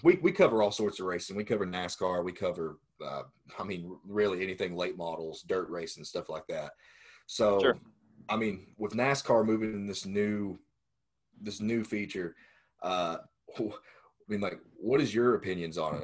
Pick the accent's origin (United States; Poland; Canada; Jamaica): United States; Bristol; we're right from Bristol. Like we live like right out from Bristol Motor Speedway. Uh, that's where we're kind of all from